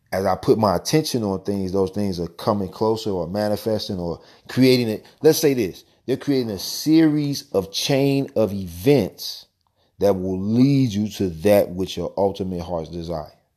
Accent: St. Louis, Missouri, United States; my hometown

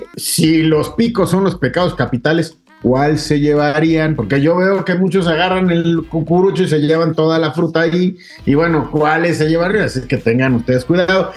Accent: Mexico; nosotros como mexicanos

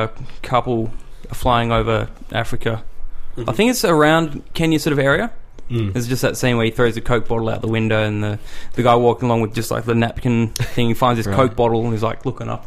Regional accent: Subiaco, Western Australia, Australia; I'm from Subiaco.

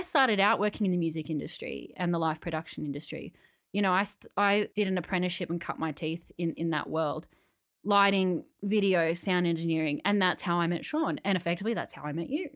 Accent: Canberra, Australian Capital Territory, Australia; now in Sydney, Australia; when I moved to Sydney, 'cause I grew up in Canberra, when I moved to Sydney

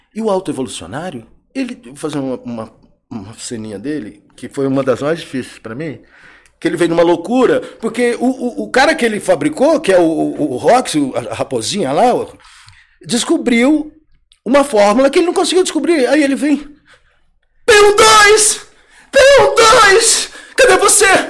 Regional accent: Goiás, Brazil; moved away; also born or lived in São Paulo / Rio de Janeiro; eu sou do Goiás

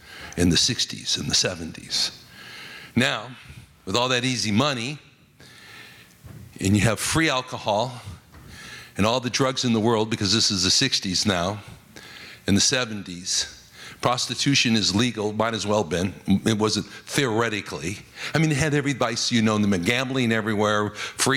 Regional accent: Las Vegas, Nevada, United States; I was raised in Las Vegas, Nevada

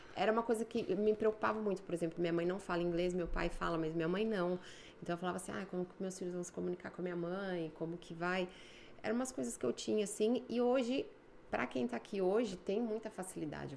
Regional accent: São Paulo, Brazil; moved away as an adult; also born or lived in Espírito Santo; now in Canada; Fazia administração de empresas no Mackenzie, em São Paulo. Sou de São Paulo.

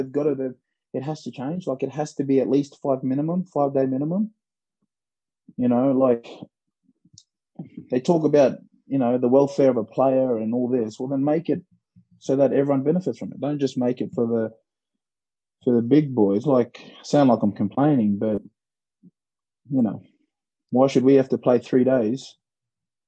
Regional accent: Australia; moved away; I grew up in Australia

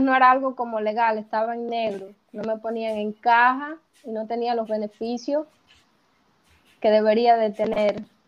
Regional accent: Cuba; moved away as an adult; now in Uruguay; cuando salí de Cuba y me vine acá, sí, pensaba quedarme acá

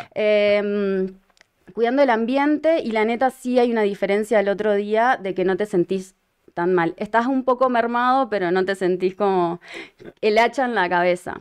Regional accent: Uruguay; moved away; Uruguay, de donde soy originaria

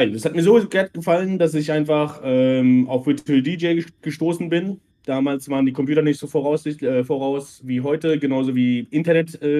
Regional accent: Mörfelden, Hesse, Germany; born there; Ich bin bald 36, komme gebürtig aus Vorfelden, ähm, bin nach Möffeln-Waldorf gezogen, das jetzt schon auch schon 12, 14 Jahre und bin ursprünglich aus Kroatien. Ich sage immer, ich bin der Balkan-Hesse.

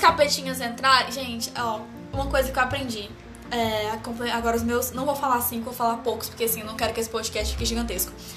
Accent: Tocantinópolis, Tocantins, Brazil; now in Belo Horizonte, Brazil; eu sou de uma cidade do interior do estado Tocantins

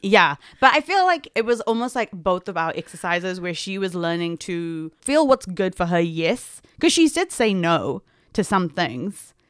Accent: South Africa; I am South African Indian

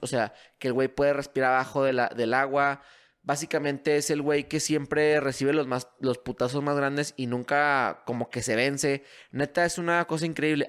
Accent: Mexico; mi país

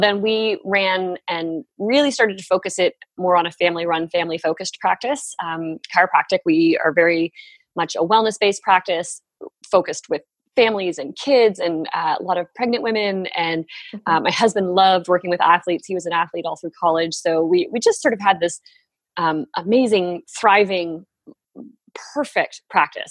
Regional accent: Barrie, Ontario, Canada; moved away as an adult; also born or lived in New York; we moved back up here and have been living in my hometown for the last. Tw- oh gosh, it's 12 years now

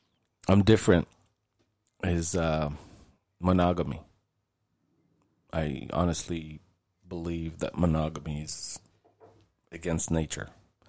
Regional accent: Israel; born there; I was religious when I was younger, Jewish, obviously, if I was born in Israel, I guess.

